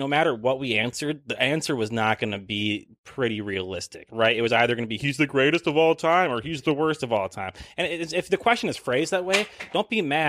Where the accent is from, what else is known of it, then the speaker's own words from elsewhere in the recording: Minnesota, United States; we're from Minnesota